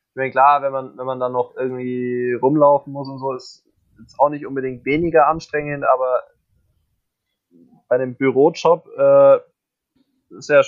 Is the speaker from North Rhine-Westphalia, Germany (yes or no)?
no; Augsburg, Bavaria, Germany; born there; Ich bin ja gebürtiger Augsburger